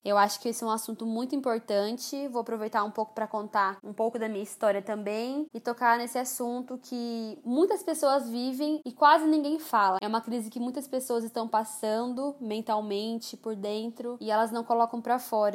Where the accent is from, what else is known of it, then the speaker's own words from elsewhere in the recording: Campo Grande, Mato Grosso do Sul, Brazil; Então, eu sou aqui de Campo Grande, Mato Grosso do Sul. Nasci aqui, cresci aqui, passei minha adolescência aqui